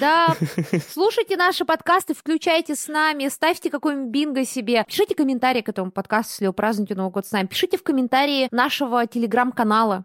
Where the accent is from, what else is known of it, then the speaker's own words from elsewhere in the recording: Buryatia, Russia; я выросла в Бурятии, я выросла в буддийской семье